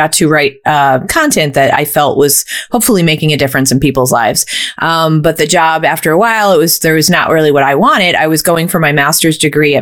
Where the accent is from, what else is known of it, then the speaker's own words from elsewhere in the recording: Scranton, Pennsylvania, United States; I was born and raised in Scranton, so I'm a Northeastern Pennsylvania person who's chosen to stay here